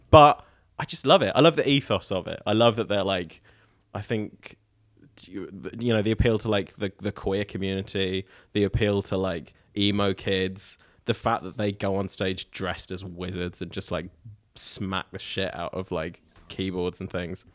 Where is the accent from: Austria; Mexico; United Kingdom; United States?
United Kingdom; Norwich, East of England; now in New Zealand; the Waterfront in Norwich, which is my hometown